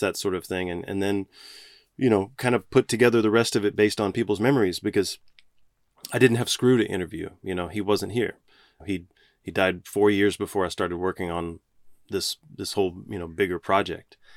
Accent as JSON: {"language": "English", "town": "Galveston", "region": "Texas", "country": "United States", "tie": "born or raised there", "said": "even growing up in Galveston"}